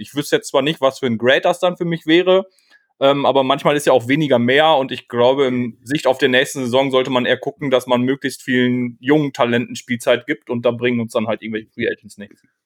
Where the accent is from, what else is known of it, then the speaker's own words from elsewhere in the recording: Münster, North Rhine-Westphalia, Germany; moved away; komme aus Münster, ähm, geboren, zwischendurch mal weggezogen, mittlerweile wieder hier lebend